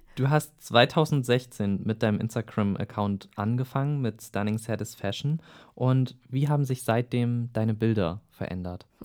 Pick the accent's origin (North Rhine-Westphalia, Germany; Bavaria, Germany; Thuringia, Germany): Thuringia, Germany; Eisenach; ich komme ja aus Eisenach, auch aus Thüringen